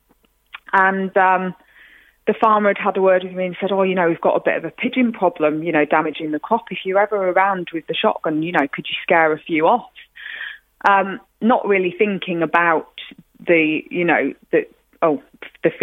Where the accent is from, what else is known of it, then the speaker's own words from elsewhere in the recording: Yorkshire and the Humber, United Kingdom; I'm from Yorkshire